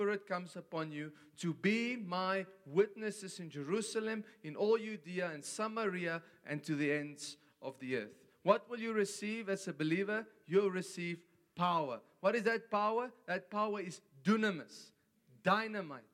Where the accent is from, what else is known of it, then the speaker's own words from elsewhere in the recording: South Africa; I come from South Africa